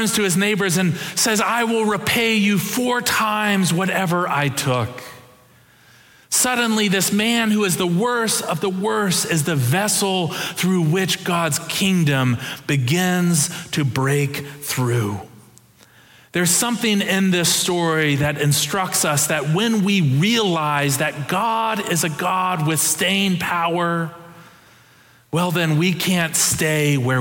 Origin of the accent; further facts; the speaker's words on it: Ohio, United States; I'm from Ohio